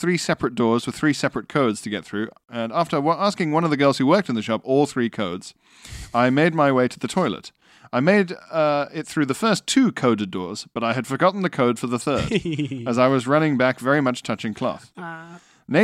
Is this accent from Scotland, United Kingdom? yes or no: yes; Arbroath, Scotland, United Kingdom; We were doing a night shift not so far from home in Dundee. I'm from Arbroath.